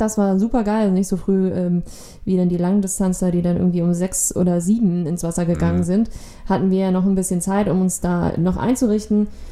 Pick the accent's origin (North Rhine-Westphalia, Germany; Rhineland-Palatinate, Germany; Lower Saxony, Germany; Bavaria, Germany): Lower Saxony, Germany; now in Kiel, Germany; ich bin Niedersachsen